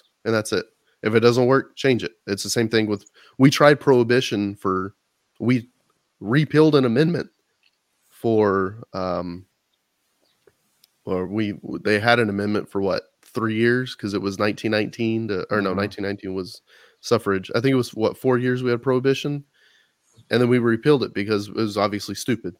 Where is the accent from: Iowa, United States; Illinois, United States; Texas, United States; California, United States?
Texas, United States; as a Texan